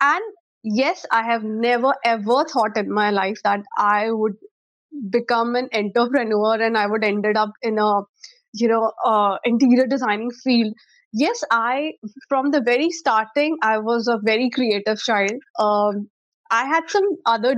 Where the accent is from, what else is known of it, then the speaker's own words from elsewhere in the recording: Chandigarh, India; also born or lived in Chennai; I am born and brought up in Chandigarh, and my schooling is from Shishuniketan